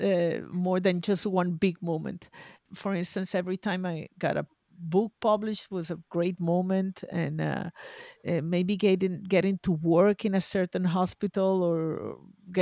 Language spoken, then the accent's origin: English; Venezuela; also born or lived in Boston; now in Spain; I'm originally from Venezuela. I studied in Boston. I moved to Spain.